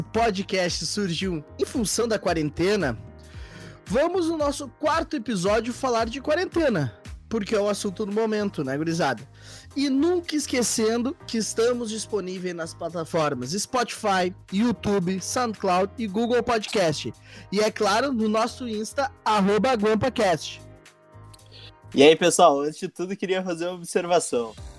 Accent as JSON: {"language": "Portuguese", "area": "Gaúchos", "region": "Rio Grande do Sul", "country": "Brazil", "said": "como gaúchos que somos, como gremistas e colorados"}